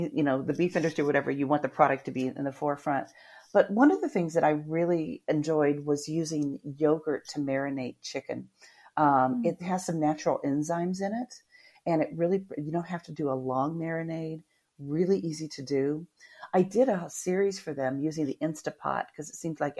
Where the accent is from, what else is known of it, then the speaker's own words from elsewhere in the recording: Midwest, United States; now in Florida, United States; I grew up in the Midwest